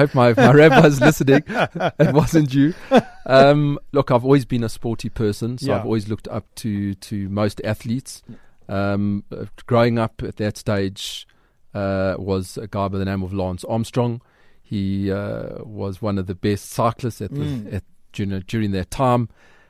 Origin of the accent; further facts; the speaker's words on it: Johannesburg, Gauteng, South Africa; We lived in a fairly modest area in Edenville.